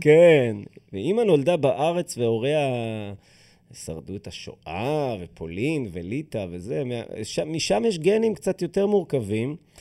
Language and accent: Hebrew; Israel; אנחנו במדינה שבה השירות הזה הוא שירות חובה